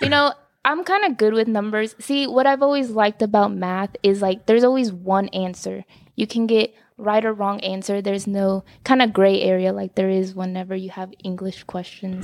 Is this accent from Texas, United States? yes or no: yes; Dallas, Texas, United States; also born or lived in Carrollton; I grew up in Dallas